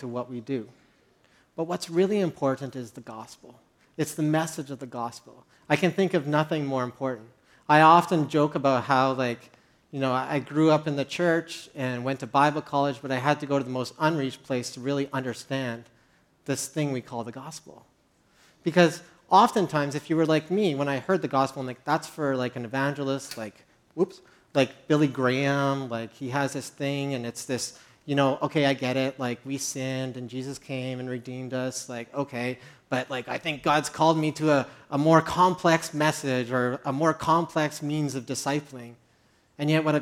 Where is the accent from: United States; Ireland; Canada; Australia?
Canada; Medicine Hat, Alberta; moved away as an adult; now in Montreal, Canada; I grew up in Medicine Hat of 50,000.